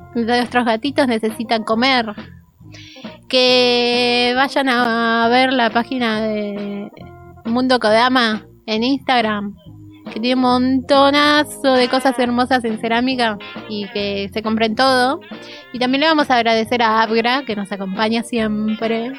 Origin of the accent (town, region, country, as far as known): Argentina